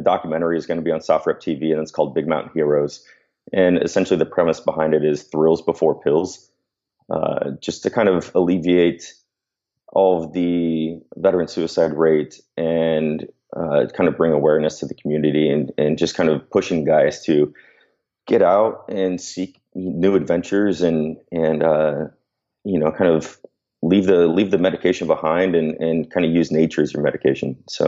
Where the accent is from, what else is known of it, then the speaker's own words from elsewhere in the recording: San Diego, California, United States; dude, I'm from San Diego, so I was dying.